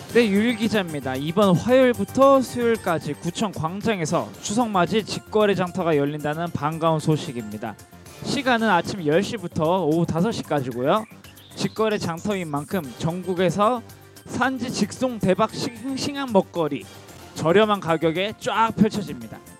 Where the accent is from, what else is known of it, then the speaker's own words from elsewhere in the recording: Sokcho, Gangwon, South Korea; 제가 강원도 속초 사람이라